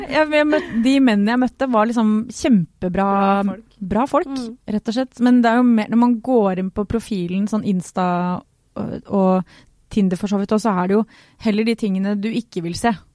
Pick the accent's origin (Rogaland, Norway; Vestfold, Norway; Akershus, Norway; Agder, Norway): Agder, Norway; Sørlandet; accent: Sørlandsk; moved away; also born or lived in Grimstad / Kristiansand; jeg er egentlig fra Sørlandet. Og det blir veldig rart, for jeg snakker aldri sørlandsk med noen.